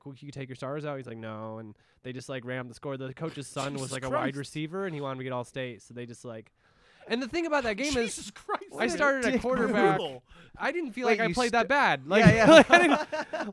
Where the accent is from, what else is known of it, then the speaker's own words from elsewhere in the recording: Indiana, United States; I grew up in Indiana